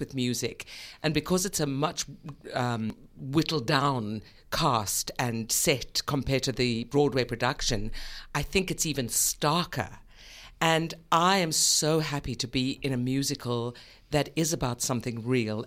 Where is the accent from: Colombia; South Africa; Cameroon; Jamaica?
South Africa; also born or lived in New York; now in Australia; I come from South Africa, which is a very, was a very oppressive regime.